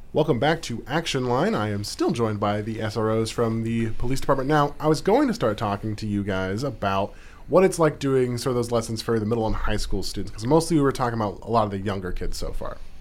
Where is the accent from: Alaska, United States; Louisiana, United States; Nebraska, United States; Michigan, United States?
Alaska, United States; Anchorage; now in Juneau, United States; growing up in Anchorage